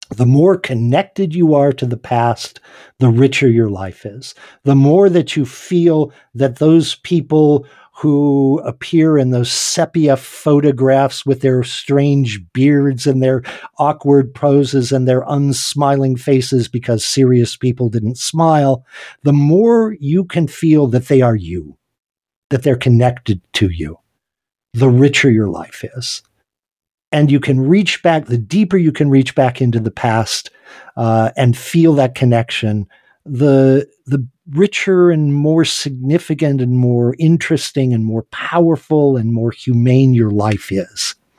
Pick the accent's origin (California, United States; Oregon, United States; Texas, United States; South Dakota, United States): South Dakota, United States; Hot Springs; here in my hometown, uh, where I live in Hot Springs, South Dakota